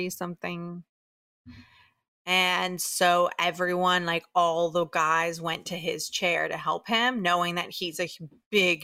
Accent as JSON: {"language": "English", "town": "Tampa", "region": "Florida", "country": "United States", "tie": "born or raised there", "moved": "yes", "lives_now": "New York, United States", "said": "I grew up in Tampa, this is a place where there really, really aren't Jews"}